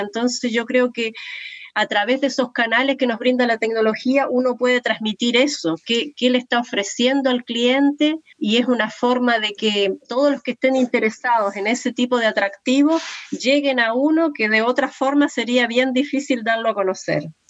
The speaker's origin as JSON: {"language": "Spanish", "country": "Uruguay", "moved": "yes", "lives_now": "Valparaíso, Chile", "said": "soy uruguaya, pero ya llevo muchos años acá"}